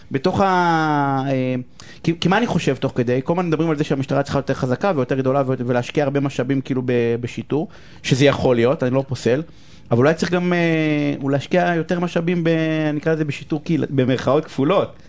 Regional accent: Ramla, Central District, Israel; אבל אני מרמלה.

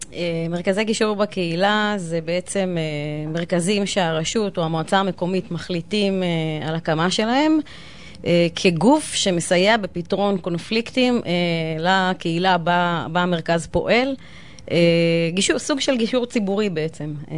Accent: Ramla, Central District, Israel; אני רבלאית מאז ומתמיד

